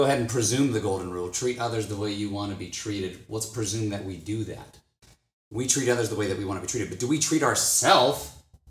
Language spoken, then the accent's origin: English; Florida, United States; I'm from Florida.